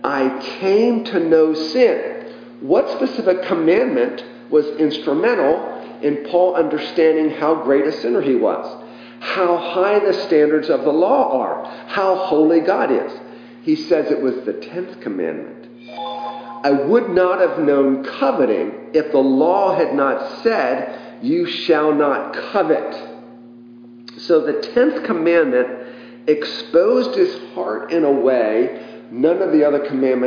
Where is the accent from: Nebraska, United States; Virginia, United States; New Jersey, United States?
Virginia, United States; Richmond; I was a kid growing up in Richmond, Virginia